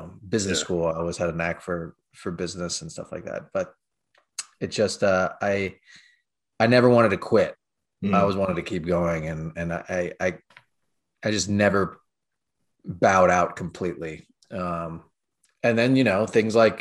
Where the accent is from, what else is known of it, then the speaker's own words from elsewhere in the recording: California, United States; now in New York, United States; I'm originally from California